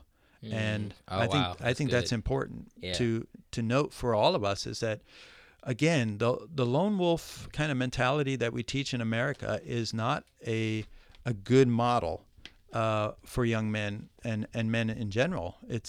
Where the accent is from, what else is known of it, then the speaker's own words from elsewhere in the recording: Midwest, United States; No, I came from Midwest, was born in the Midwest, and never heard about a mentor all my life.